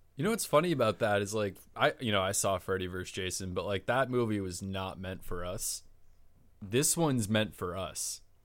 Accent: Chappaqua, New York, United States; born or raised there

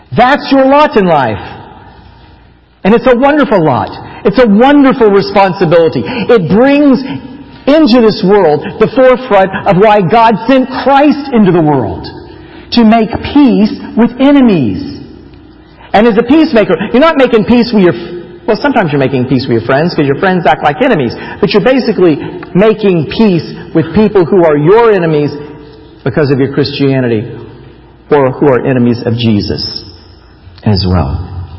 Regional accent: Florida, United States; moved away as an adult; also born or lived in Taiwan; I grew up in Florida

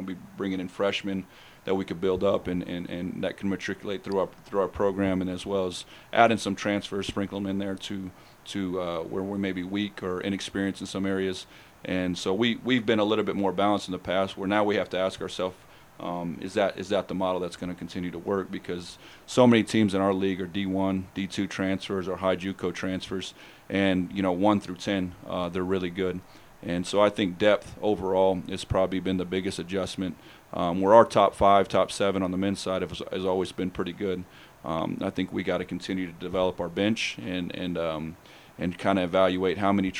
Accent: Oklahoma City, Oklahoma, United States; I grew up around the Sooner being in Oklahoma City

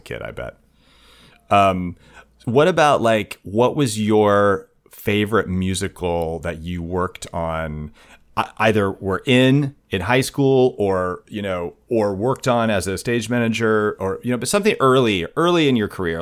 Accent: Southwest Kansas, United States; I grew up in Southwest Kansas, like tornado country

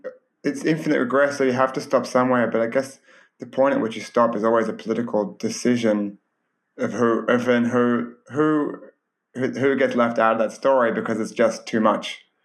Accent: Australia; I come from Australia

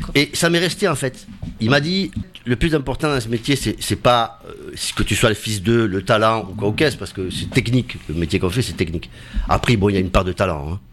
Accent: Montpellier, Occitania, France; also born or lived in Paris; now in Touraine, France; je suis originaire de Montpellier au départ

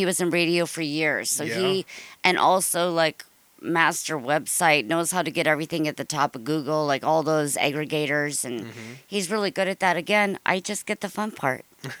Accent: Ireland; I'm Irish.

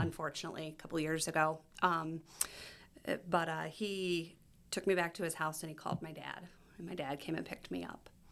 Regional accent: Ohio, United States; moved away as an adult; also born or lived in Michigan; I'm from Ohio

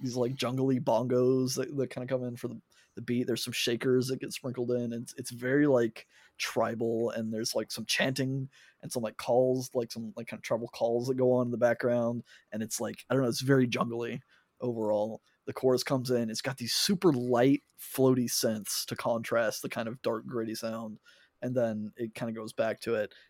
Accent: United States; me being an American

